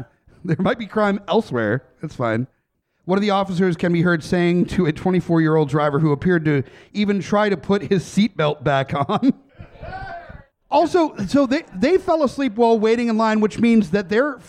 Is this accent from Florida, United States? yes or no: no; Richmond, Virginia, United States; I'm from Richmond, where we know our point levels a little bit better